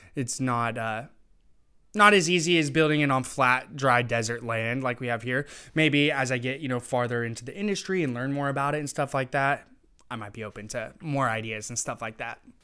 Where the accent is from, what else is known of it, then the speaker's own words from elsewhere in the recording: Tri-Cities, Washington, United States; I was born and raised in the Tri Cities, so I really want to reshape where I'm from